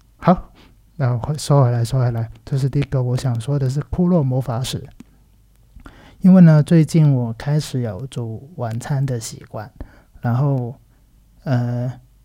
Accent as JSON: {"language": "Chinese", "country": "Macau", "also_born_or_lived": "Taiwan", "second_language": "Chinese", "said": "其实是我是来自澳门的一个人，然后大学跟有念过一下硕士，然后都在台湾念书的。然后现在人呢，在澳门当一个小导演，然后也有一些教课的一些工作"}